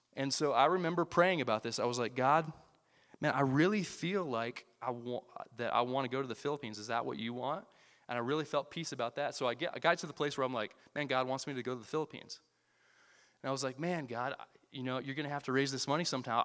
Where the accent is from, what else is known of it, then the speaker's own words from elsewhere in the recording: Iowa, United States; moved away as an adult; I grew up in Iowa